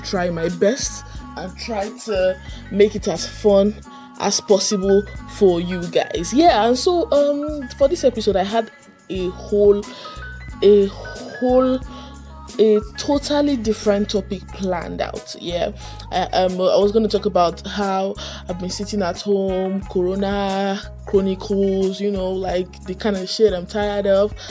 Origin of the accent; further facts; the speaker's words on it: Nigeria; as citizens of Nigeria, you know, as Nigerian citizens